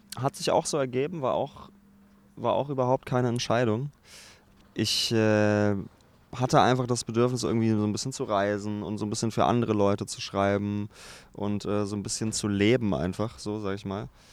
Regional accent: Braunschweig, Lower Saxony, Germany; now in Berlin, Germany; Braunschweig ist noch die Heimat und ich bin da auch sehr gerne

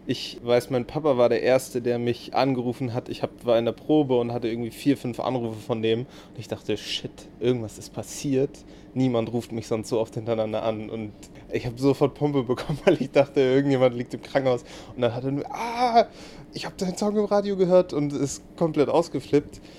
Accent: Hamburg, Germany; born there; Also ich bin ein groß, als gebürtiger Hamburger, ein großer Hamburg-Verfechter natürlich.

